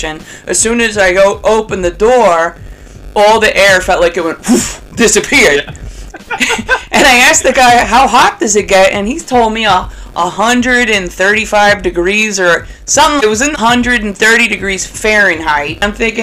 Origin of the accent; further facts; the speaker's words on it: Coos Bay, Oregon, United States; I was born and raised in Coos Bay, North Bend.